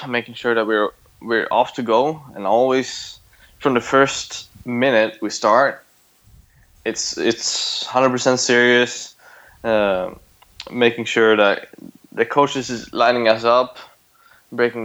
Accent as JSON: {"language": "English", "country": "Sweden", "tie": "born or raised there", "moved": "yes", "lives_now": "Thailand", "said": "I grew up in Sweden where we had a lot of oil"}